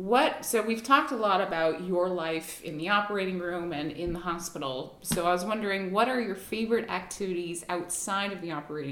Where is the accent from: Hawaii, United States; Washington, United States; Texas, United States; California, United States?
Hawaii, United States; now in Connecticut, United States; I grew up in Hawaii